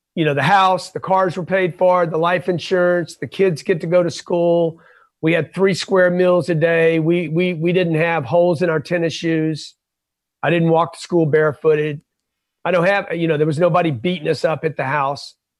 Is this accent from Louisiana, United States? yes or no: yes; Lake Charles, Louisiana, United States; I grew up in Lake Charles, Louisiana